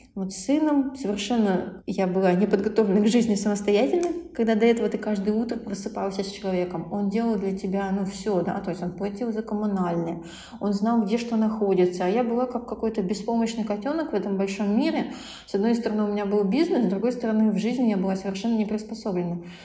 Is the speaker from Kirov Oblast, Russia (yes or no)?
yes; Kirov, Kirov Oblast, Russia; я, а, сама из Кирова